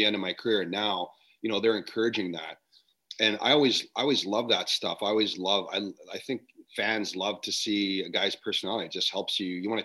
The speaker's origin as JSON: {"language": "English", "country": "Canada", "said": "I'm from Canada"}